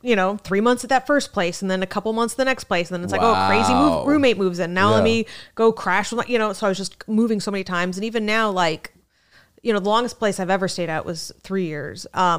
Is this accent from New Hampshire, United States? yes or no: no; New York City, New York, United States; I don't know how you know I'm from New York City, but.